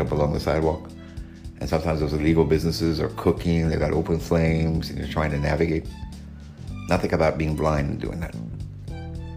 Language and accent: English; Southern California, United States; Growing up in Southern California